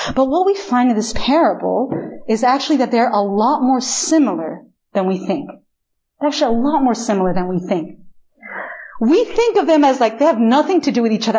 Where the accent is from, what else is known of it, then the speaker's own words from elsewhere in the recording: Chile; first language Spanish; English is a second language; moved away as an adult; also born or lived in United States; now in Korea; I am born and raised actually in Chile, in literally the opposite side of the world from here